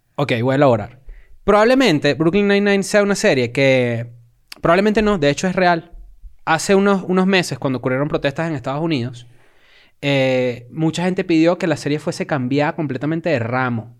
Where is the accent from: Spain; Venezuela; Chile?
Venezuela; now in Mexico; nosotros como consumidores desde acá de México y siendo venezolanos